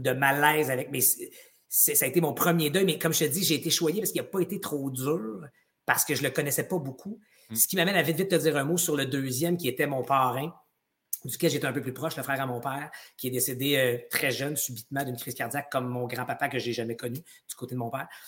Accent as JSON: {"language": "French", "town": "Gatineau", "region": "Quebec", "country": "Canada", "tie": "born or raised there", "said": "j'ai grandi en Outaouais"}